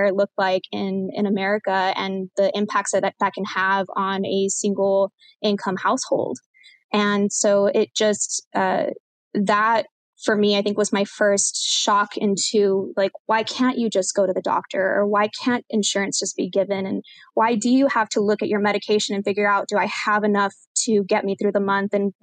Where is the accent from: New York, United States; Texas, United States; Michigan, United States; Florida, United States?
Texas, United States; San Diego; born or raised there; also born or lived in El Paso, Texas / Edinburg, Texas / Corpus Christi, Texas / Houston, Texas; now in San Antonio, United States